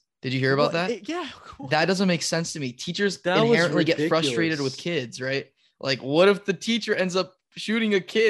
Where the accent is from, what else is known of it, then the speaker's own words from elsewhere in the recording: United States; as like an American